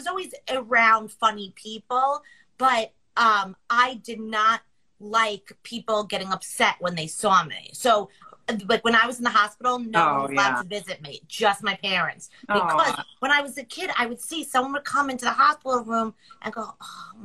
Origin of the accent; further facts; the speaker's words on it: Long Island, New York, United States; I'm from Long Island